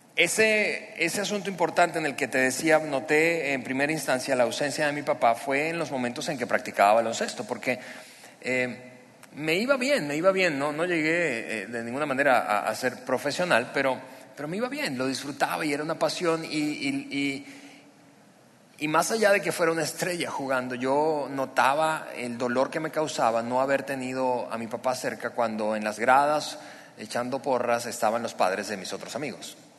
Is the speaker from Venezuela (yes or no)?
yes; Venezuela; moved away as an adult; now in Mexico; ambos somos, Eliana y yo somos venezolanos